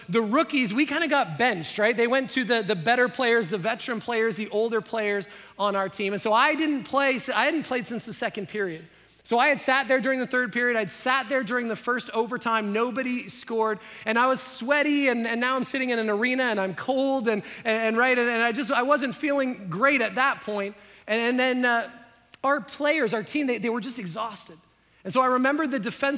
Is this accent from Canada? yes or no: yes; Canada; I grew up in Canada